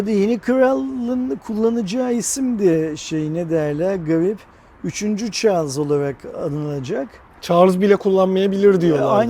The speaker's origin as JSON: {"language": "Turkish", "country": "Turkey", "said": "şimdi biz Türk olarak izleyemeyecek miyiz? Yani bizim de izlemek hakkımız değil"}